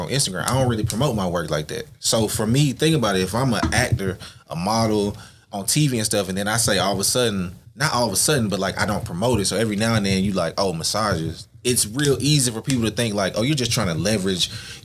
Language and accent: English; Gallatin, Tennessee, United States; I'm from Gallatin, Tennessee. It's a city right outside of Nashville. Mm-hmm. I've been here for like 20 years, since I was like 13.